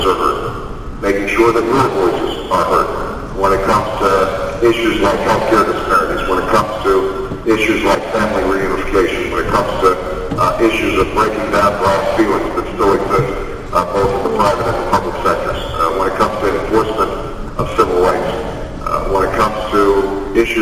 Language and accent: English; Hawaii, United States; moved away; also born or lived in Indonesia / Illinois; I was born in Hawaii, raised in the United States